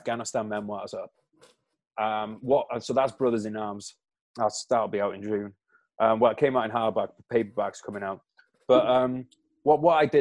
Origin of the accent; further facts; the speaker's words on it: United Kingdom; as a Brit